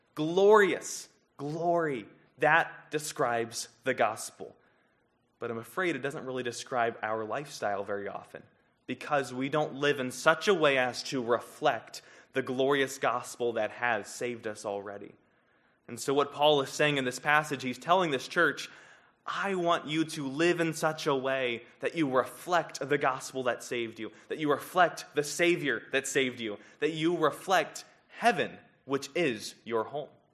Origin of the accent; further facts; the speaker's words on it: Columbia, South Carolina, United States; moved away; I grew up in Columbia, South Carolina